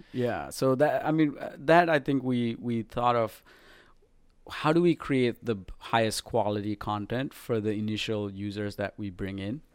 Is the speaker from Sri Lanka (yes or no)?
yes; Sri Lanka; moved away; I was a pop artist growing up in Sri Lanka